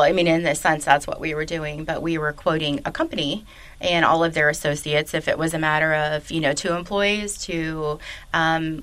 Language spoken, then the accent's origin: English; Chicago, Illinois, United States; moved away as an adult; also born or lived in Westchester, Illinois; now in Louisville, United States; came down to Louisville because I was from Chicago